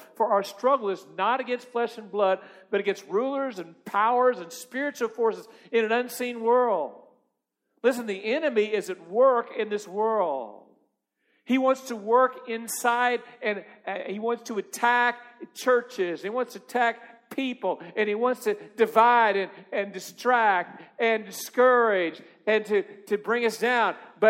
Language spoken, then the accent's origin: English; Missouri, United States; I'm from Missouri.